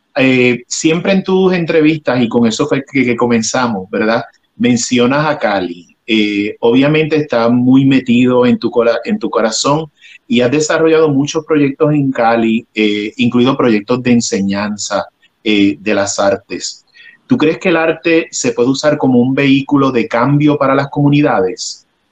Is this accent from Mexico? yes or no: no; Puerto Rico; now in Los Angeles, United States; Yo resido en Los Ángeles, pero soy eh, oriundo de Puerto Rico